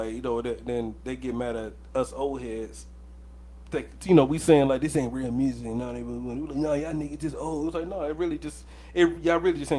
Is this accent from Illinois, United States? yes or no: no; Riverside, California, United States; I was born in Cali, too. I was born in Riverside.